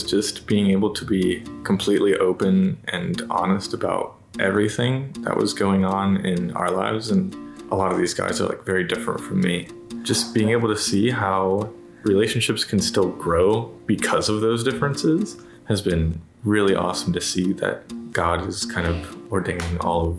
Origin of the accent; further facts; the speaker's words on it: Raleigh, North Carolina, United States; I am from Raleigh, North Carolina.